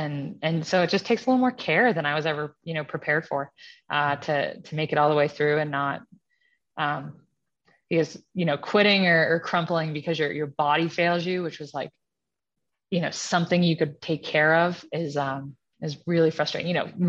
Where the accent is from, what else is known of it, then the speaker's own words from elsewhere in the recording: East Coast, United States; now in Colorado, United States; And then I grew up on the East Coast and my husband, you know, grew up in Louisiana.